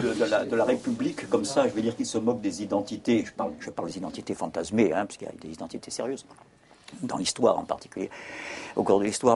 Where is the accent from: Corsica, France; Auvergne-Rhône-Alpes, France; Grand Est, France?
Corsica, France; Je suis corse